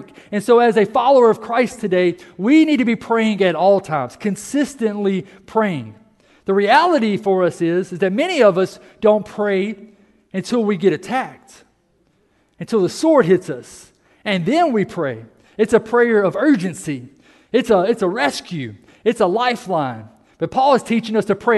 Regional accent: United States; we are an American

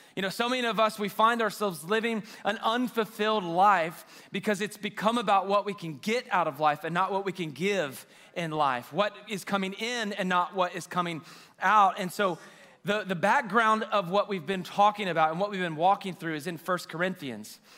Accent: Waco, Texas, United States; also born or lived in China Spring, Texas; I'm from Waco, grew up in China Spring

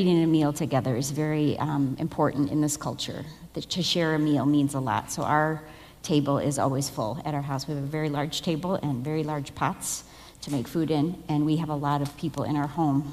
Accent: United States; moved away as an adult; now in Mango, Togo; as an American

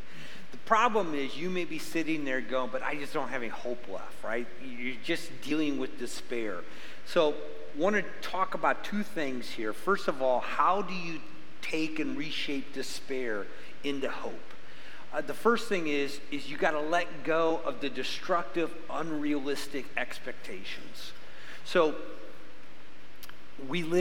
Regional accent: Midwest, United States; now in Arizona, United States; I grew up in the Midwest

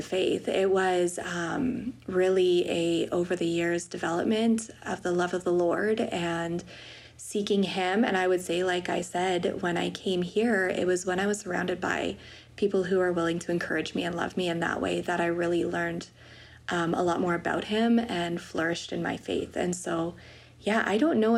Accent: Wetaskiwin, Alberta, Canada; also born or lived in Peace River, Alberta; I grew up in Wetaskiwin, Alberta.

